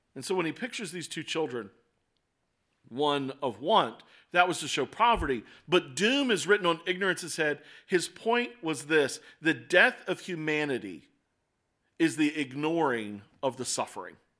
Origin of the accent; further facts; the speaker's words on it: Baltimore, Maryland, United States; moved away as an adult; I moved away from Baltimore for several years. Then I came back to Baltimore